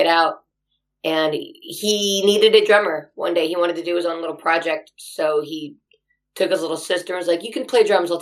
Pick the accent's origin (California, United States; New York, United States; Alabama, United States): California, United States; Anaheim; also born or lived in Hollywood, California; I was born in Anaheim and I just moved around Southern California. That's kind of all I've lived